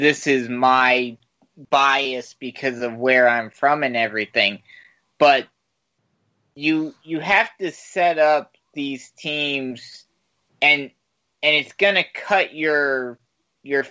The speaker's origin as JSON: {"language": "English", "region": "New York", "country": "United States", "said": "I'm from New York"}